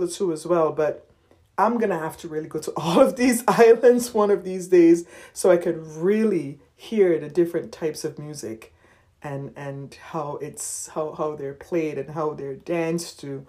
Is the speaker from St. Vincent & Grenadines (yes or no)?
yes; St. Vincent & Grenadines; Growing up in St. Vincent